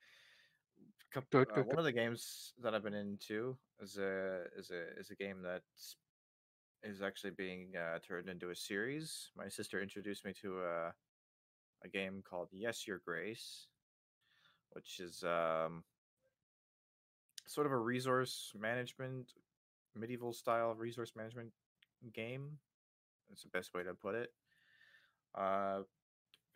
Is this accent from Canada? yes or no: yes; Canada